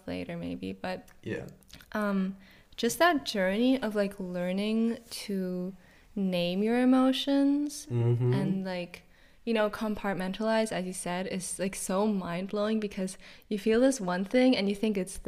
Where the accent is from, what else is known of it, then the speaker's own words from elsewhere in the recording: Switzerland; English is a second language; moved away as an adult; also born or lived in Zurich; now in Berlin, Germany; I grew up like in Switzerland